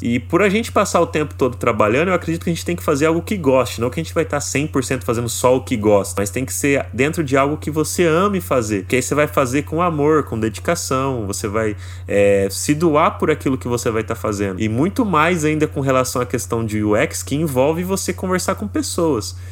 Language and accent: Portuguese; interior of São Paulo, Brazil; eu sou do interior de São Paulo